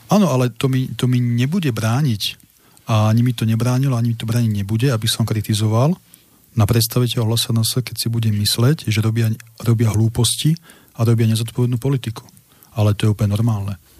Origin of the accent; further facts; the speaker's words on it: Slovakia; Ja som Slovák